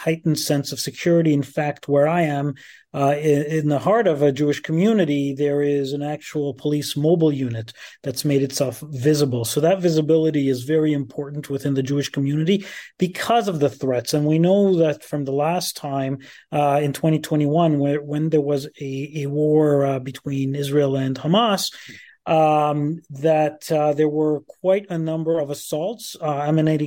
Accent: Canada; as Canadians

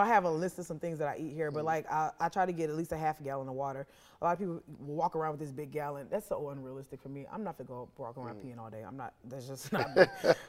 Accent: the South, United States; Because I mean, I'm from the South, so let me grieve with food.

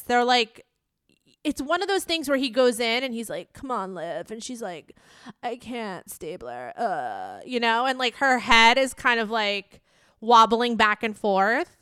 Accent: New York, United States; it's my hometown. I live in New York

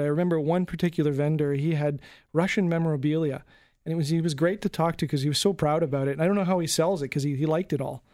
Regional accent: Canada; as a Canadian

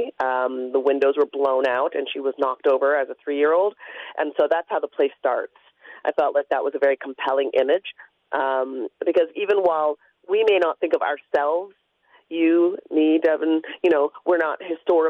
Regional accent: London, Ontario, Canada; moved away as an adult; also born or lived in Toronto; I grew up in London. I left to go to University of Toronto

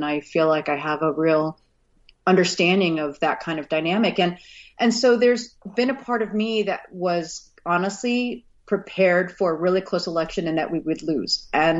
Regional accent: Texas, United States; also born or lived in Missouri; You know, I was born in Missouri. I didn't grow up in Missouri, but I was born in Missouri. And then my dad was an oil and gas. So we moved around the country a lot. So I spent a good chunk of my formative years in Texas.

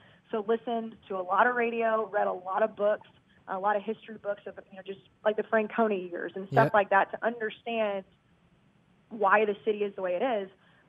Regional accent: Texas, United States; moved away as an adult; also born or lived in Boston; now in New York, United States; Some people still didn't like me because I was from Texas

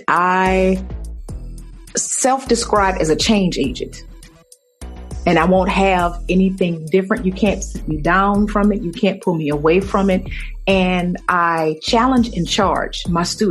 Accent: New Orleans, Louisiana, United States; I'm from New Orleans

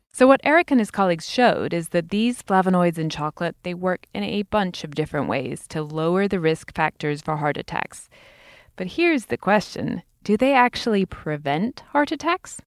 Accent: United Kingdom; As a Brit

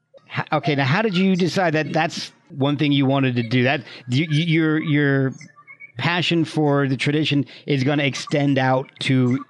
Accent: New Jersey, United States; also born or lived in Alabama; now in Virginia, United States; I'm Irish. Catholic from New Jersey down to Alabama and now in Virginia. So I have no French, no Cajun in me.

